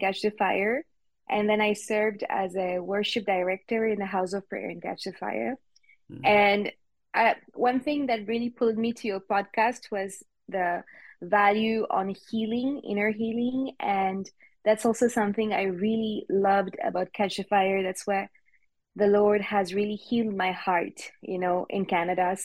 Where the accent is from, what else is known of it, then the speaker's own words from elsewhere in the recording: Switzerland; first language French; English is a second language; moved away as an adult; also born or lived in Australia; I was born and raised up in Switzerland. My first language is French.